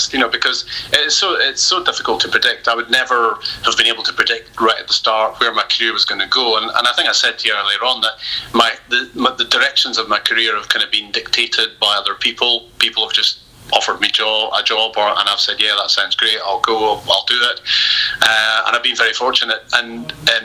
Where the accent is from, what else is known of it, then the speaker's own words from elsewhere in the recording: Ross-shire, Scotland, United Kingdom; moved away; also born or lived in Aberdeen; Ross County are the team I watched growing up in the Highland League. I played for the school in the morning and watched them in the afternoon.